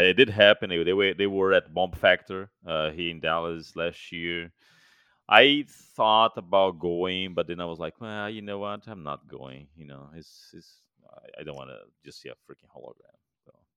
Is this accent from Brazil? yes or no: yes; Fortaleza, Ceará, Brazil; moved away as an adult; now in United States; Fortaleza, my hometown